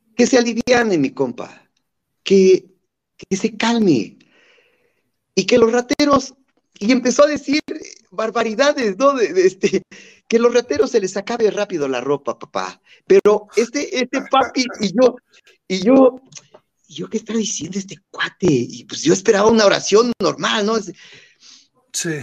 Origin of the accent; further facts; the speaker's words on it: Chapantongo, Hidalgo, Mexico; mi pueblito natal de Chapatongo